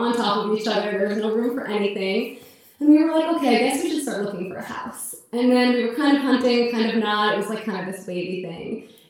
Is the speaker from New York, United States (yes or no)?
yes; New York, United States; I'm from New York, so I've just been living in very, very small apartments.